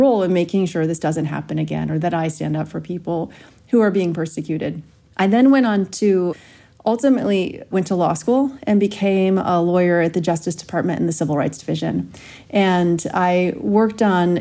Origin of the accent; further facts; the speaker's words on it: Pittsburgh, Pennsylvania, United States; also born or lived in Ohio; When I was 9 years old, I moved from Ohio to Pittsburgh to a very Jewish community